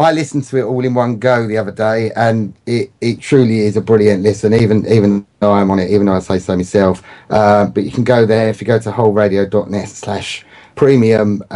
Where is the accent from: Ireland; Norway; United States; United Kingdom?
United Kingdom; England; if you're from down south like us